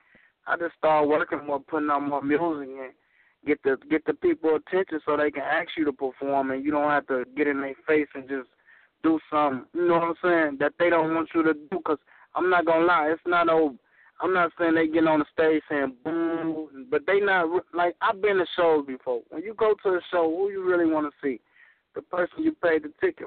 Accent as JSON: {"language": "English", "town": "Joliet", "region": "Illinois", "country": "United States", "tie": "born or raised there", "said": "my hometown in Joliet"}